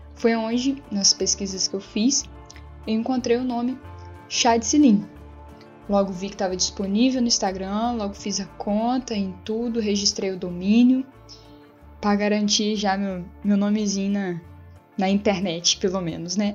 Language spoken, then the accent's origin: Portuguese; Mimoso do Sul, Espírito Santo, Brazil; eu sou aqui de Mimoso do Sul, a cidade no sul do Espírito Santo